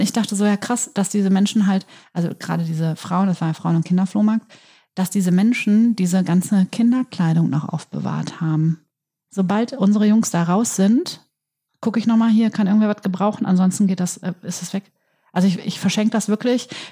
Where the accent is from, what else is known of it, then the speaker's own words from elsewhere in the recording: Germany; Ich bin ja in der Lamberti-Gemeinde groß geworden